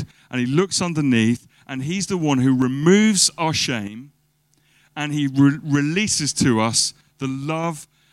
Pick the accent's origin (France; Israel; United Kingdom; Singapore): United Kingdom; as British people